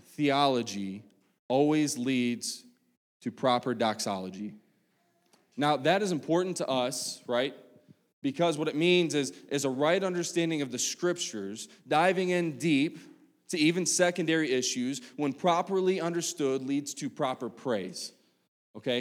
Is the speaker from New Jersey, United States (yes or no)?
no; West Virginia, United States; moved away; back home in, in West Virginia, 'cause I'm from West Virginia.